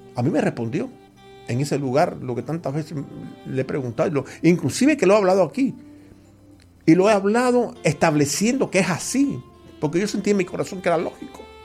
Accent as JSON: {"language": "Spanish", "country": "Cuba", "said": "yo no soy cubano mesiánico"}